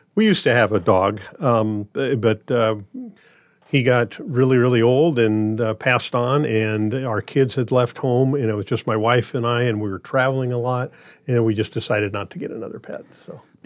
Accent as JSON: {"language": "English", "town": "Grand Island", "region": "Nebraska", "country": "United States", "also_born_or_lived": "Des Moines, Iowa", "moved": "as an adult", "lives_now": "Omaha, United States", "said": "I'm originally from Grand Island, Nebraska"}